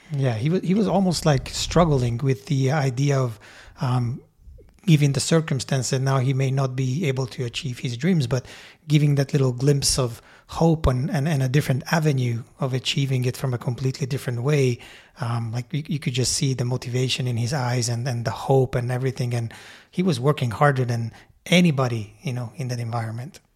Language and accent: English; Hungary; moved away as an adult; now in Canada; I grew up in Hungary and immigrated to Canada when I was nineteen years old.